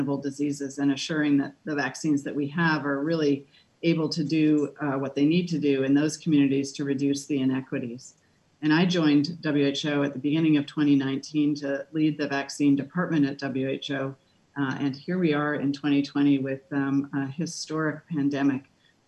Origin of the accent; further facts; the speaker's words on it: Canada; I'm a Canadian